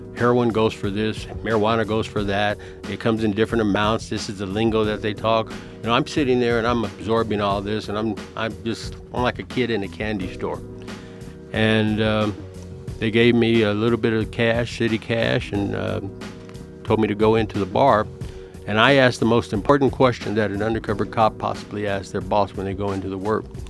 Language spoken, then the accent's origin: English; El Paso, Texas, United States; born or raised there; also born or lived in Chicago, Illinois